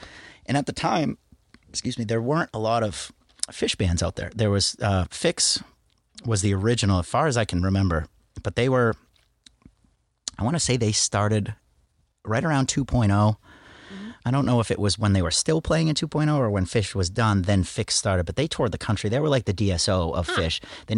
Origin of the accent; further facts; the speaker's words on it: Portland, United States; but my hometown, Portland, it was a big family reunion.